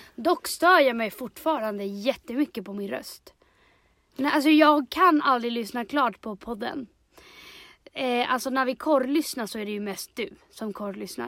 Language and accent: Swedish; Chile; now in Sweden; jag är i mitt hemland